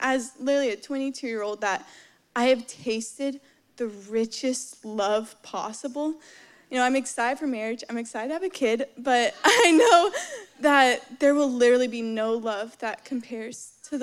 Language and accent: English; Dallas, Texas, United States; moved away; I'm originally from Dallas, Texas, grew up in the church